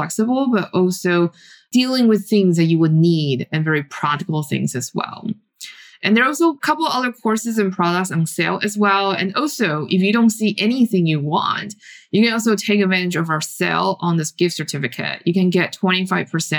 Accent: Taiwan; moved away; I grew up in Taiwan

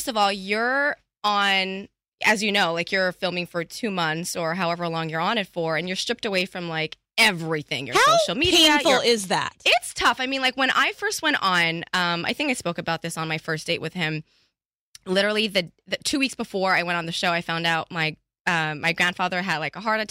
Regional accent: Canada; accent: Canadian or French; moved away; also born or lived in Montreal; I'm Canadian

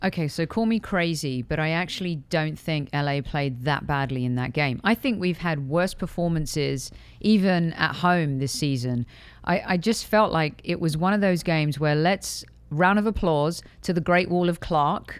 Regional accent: United Kingdom; moved away as an adult; also born or lived in Europe; now in United States; as a Brit coming to the U S

